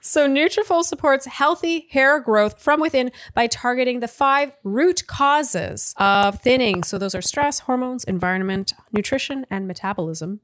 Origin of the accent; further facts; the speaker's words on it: Canada; moved away; I am Canadian